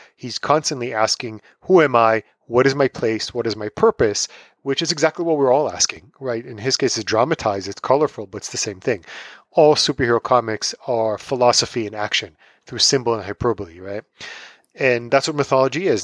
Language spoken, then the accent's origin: English; Tel Aviv, Tel Aviv District, Israel; moved away as an adult; also born or lived in New York City; now in United States; I am originally from Tel Aviv, Israel. I grew up there. I moved to the States